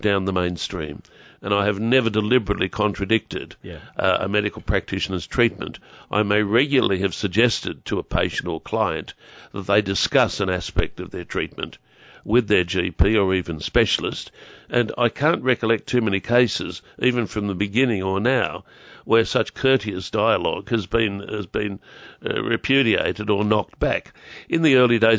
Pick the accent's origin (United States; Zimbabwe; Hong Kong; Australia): Australia; Newcastle, New South Wales; moved away as an adult; also born or lived in Sydney, Australia; I came back home from Maroonga in the 80s. And the moment I arrived back home here, it was almost as if I'd never left